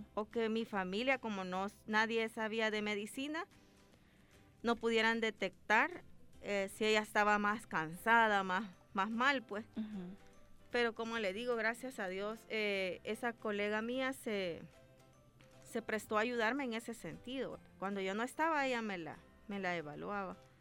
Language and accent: Spanish; Ahuachapán, El Salvador; yo soy de Aguachapán